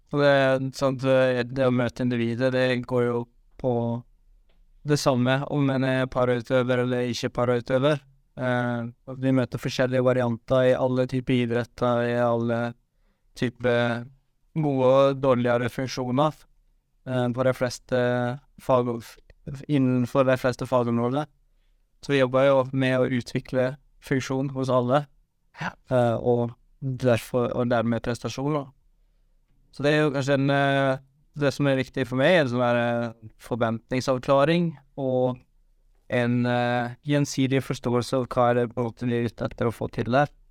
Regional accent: Western Norway, Norway; jeg er fra Vestlandet

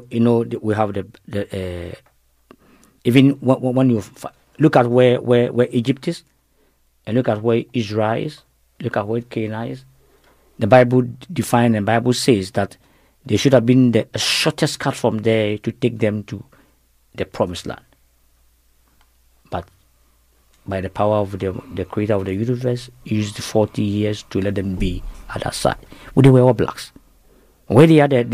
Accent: Ghana; We came and settled in the northern part of Ghana.

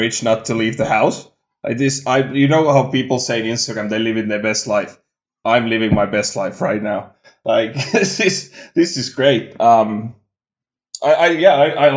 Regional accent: Kangasala, Pirkanmaa, Finland; moved away; I grew up in Kangasala, which is basically a suburb of Tampere

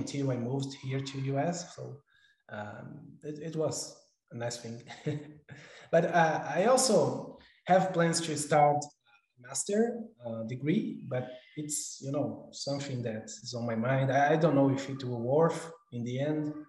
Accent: São Paulo, Brazil; moved away as an adult; also born or lived in Auckland, New Zealand; now in United States; I'm originally from Brazil, São Paulo, Brazil, actually. But I've been living in the U.S. almost 3 years

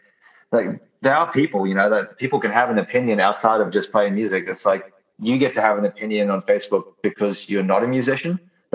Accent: New Zealand; also born or lived in Australia; I'm from Australia, as you might not know. I'm from New Zealand originally, but I spent like a decade in Australia basically.

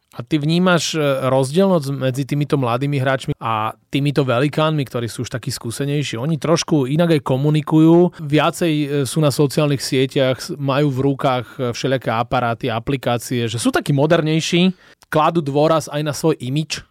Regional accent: Slovakia

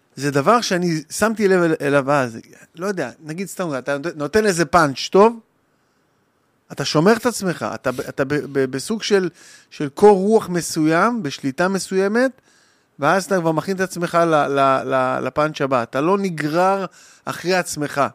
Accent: Lod, Central District, Israel; גדלתי בלוד, בבית קטן, שלושה כיווני ירי, בשכונת נווה דמים

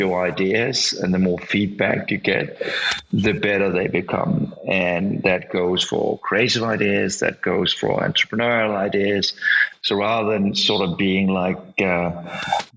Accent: Denmark; English is a second language; I'm Danish

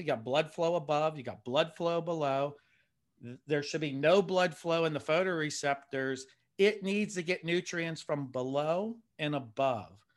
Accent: Pennsylvania, United States; I'm a guy from Pennsylvania, so I'm not by salt water.

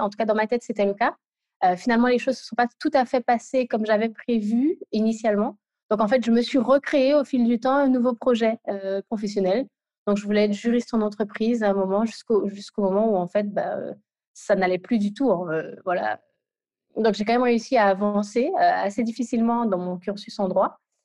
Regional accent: Guadeloupe; now in Île-de-France, France; je suis guadeloupéenne et, localisée pardon, en Ile-de-France.

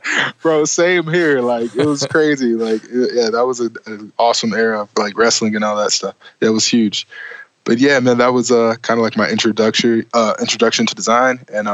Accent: Flint, Michigan, United States; just grew up in Flint, Michigan, just a kid from Flint, little old town

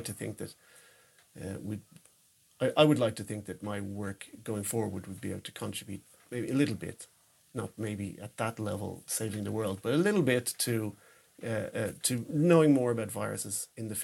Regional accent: Ireland; moved away as an adult; now in Sweden; back in my home country yeah. in Dublin

